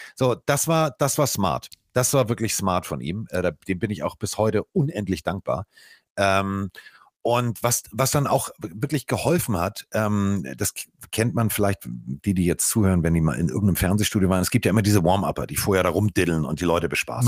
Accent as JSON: {"language": "German", "region": "Hamburg", "country": "Germany", "also_born_or_lived": "Cologne", "said": "Ich bin Hamburger durch und durch. Ich bin hier verwurzelt."}